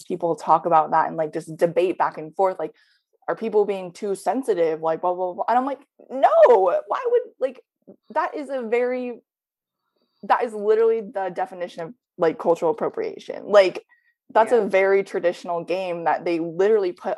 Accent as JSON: {"language": "English", "country": "United States", "tie": "born or raised there", "said": "I wasn't born in Korea. I was born here. It's just my face is Korean, and I am American"}